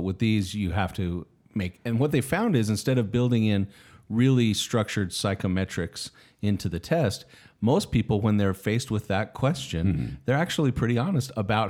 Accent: Utah, United States; Yes, I'm from Utah.

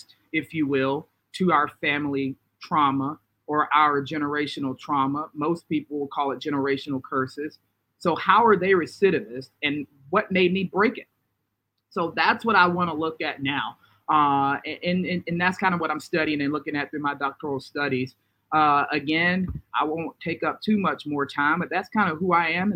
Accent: Carrollton, Georgia, United States; now in Winchester, United States; I grew up, as I just stated, in Carrollton, Georgia

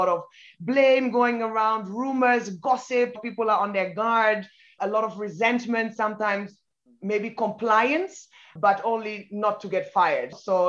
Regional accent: Ghana; also born or lived in Germany / United Kingdom / Italy / Belgium; now in Kenya; I'm half British, half Nigerian, but I was born in Germany, grew up in Ghana and in the UK. And then I've worked in Italy, in Belgium, and for the past 14 years, been based out of Kenya.

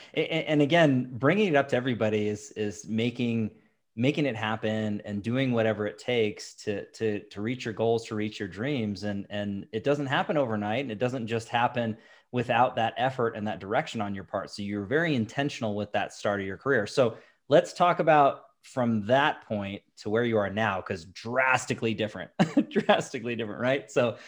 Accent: Issaquah, Washington, United States; also born or lived in Lake Stevens, Washington; I grew up in Lake Stevens and Issaquah.

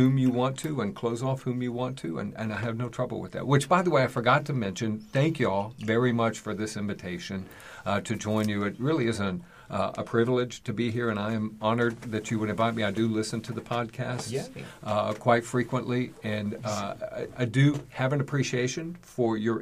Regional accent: East Tennessee, United States; moved away; I'm originally from Tennessee, East Tennessee

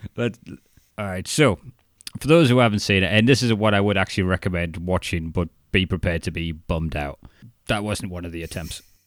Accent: Newcastle upon Tyne, North East England, United Kingdom; accent: Geordie; moved away as an adult; also born or lived in Chester-le-Street; I got more Geordie the further south I mm. went, and I was known as the Toon fan

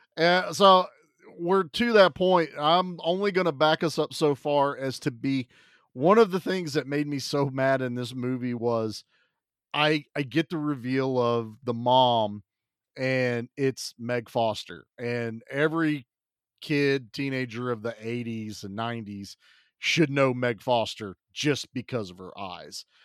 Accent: Virginia, United States; I'm from Virginia

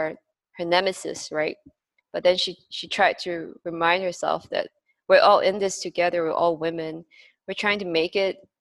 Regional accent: Malaysia; moved away; also born or lived in Singapore; my home country, Malaysia

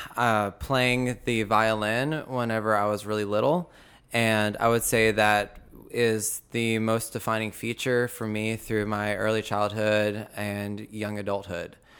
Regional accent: Belton, United States; I was born and raised in Belton

